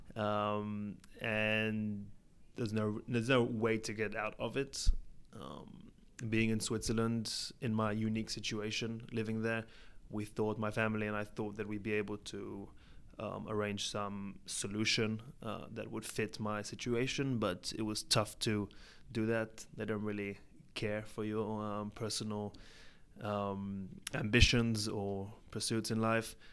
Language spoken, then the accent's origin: English; Israel; also born or lived in England; I was born in England, and when I was three years old, my family moved to Israel